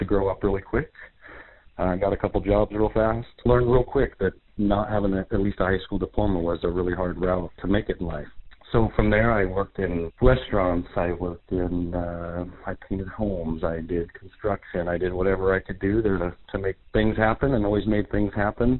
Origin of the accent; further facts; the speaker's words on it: Longview, Washington, United States; I lived in Longview my entire life, 45 years. I've went to R.A. Long High School, a whole Longview schools